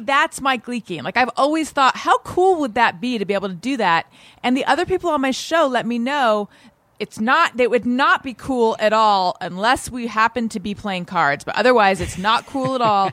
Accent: Orange County, California, United States; also born or lived in Oakland, California; growing up in Orange County, California, which is where I grew up

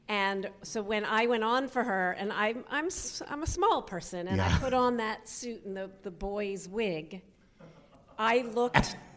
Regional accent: Washington D.C. suburb, Maryland, United States; moved away; also born or lived in New York; I grew up in a Washington D.C. suburb

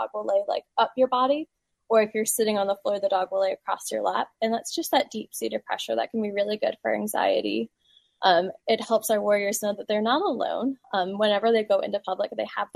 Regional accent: Ashland, Virginia, United States; I am from Ashland, Virginia, which is a little bit down the road from Ruther Glen

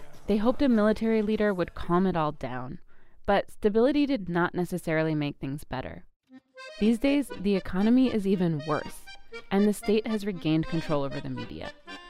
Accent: Cairo, Cairo Governorate, Egypt; moved away as an adult; I grew up in Cairo

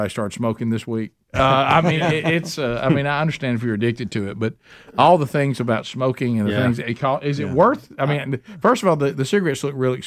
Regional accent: United States; as an American

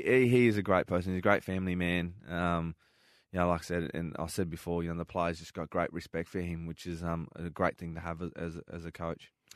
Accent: Darwin, Northern Territory, Australia; moved away; growing up in Darwin

